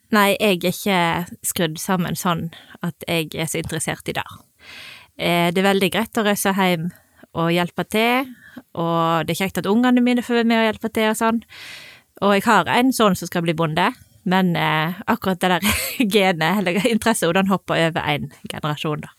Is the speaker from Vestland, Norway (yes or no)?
yes; Voss, Vestland, Norway; now in Sunnhordland, Norway; Jeg er fra Voss